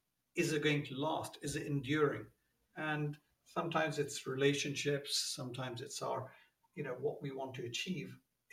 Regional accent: London, United Kingdom; also born or lived in Pakistan; I was born in Pakistan, came to the UK when I was 10 years old, and I've really been a Londoner since then, except for brief spells.

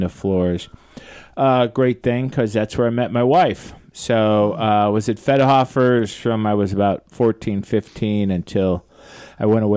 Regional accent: St. Louis, Missouri, United States; I'm a South City Hoosier boy and proud of it. Gravois and Hampton. East St. Louis Hills, as we used to call it

